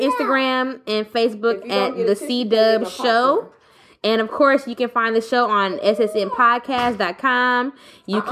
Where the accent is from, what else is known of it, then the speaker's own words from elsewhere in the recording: Richmond, California, United States; I grew up in Richmond, but I went to high school up here in the hills.